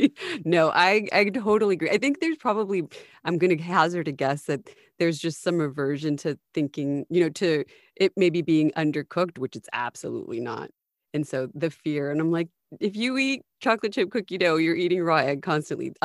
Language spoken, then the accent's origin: English; US–Mexico border, United States; Growing up on the US-Mexican border, it's like I'm American, but my parents are Mexican and we're literally, 3 miles away from it.